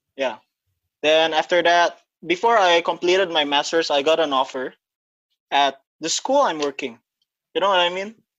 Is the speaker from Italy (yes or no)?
no; Batam, Riau Islands, Indonesia; moved away as an adult; also born or lived in Philippines; now in Singapore; I was raised in Indonesia in Batam